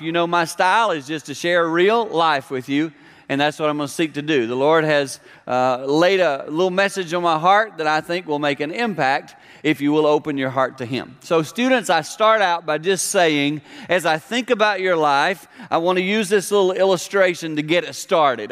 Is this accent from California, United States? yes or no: no; South Carolina, United States; Growing up in South Carolina